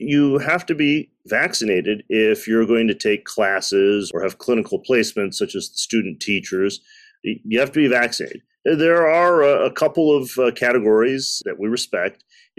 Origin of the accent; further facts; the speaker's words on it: Detroit, Michigan, United States; I was born in the United States. My parents came in the early 1960s. So I'm a child of the 70s from the Midwest, the Motor City.